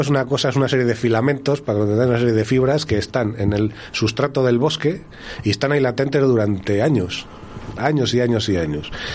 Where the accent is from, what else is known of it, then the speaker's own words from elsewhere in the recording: Montemayor de Pililla, Castile and León, Spain; yo soy de Montemayor